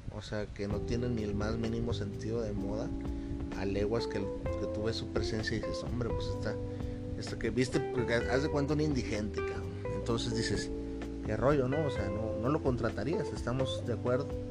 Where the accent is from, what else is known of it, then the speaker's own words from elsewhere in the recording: Mexico; Yo en mi país, aquí en México